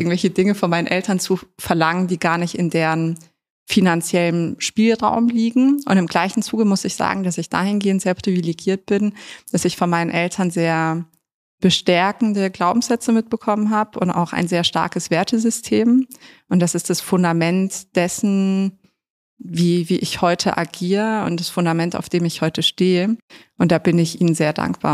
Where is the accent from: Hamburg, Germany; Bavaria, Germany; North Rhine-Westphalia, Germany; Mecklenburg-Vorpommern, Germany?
Bavaria, Germany; Munich; ich bin ja in München geboren und dann im Westend aufgewachsen